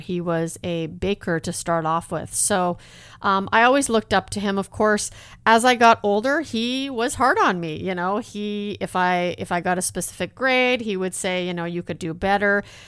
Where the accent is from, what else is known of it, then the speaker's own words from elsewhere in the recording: a small town in Alberta, Canada; also born or lived in Netherlands; my parents immigrated to Canada. We actually moved to a small town in Alberta